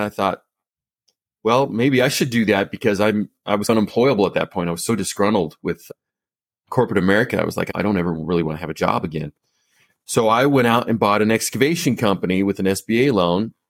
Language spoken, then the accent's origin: English; Colorado, United States; moved back to my hometown of, in Colorado.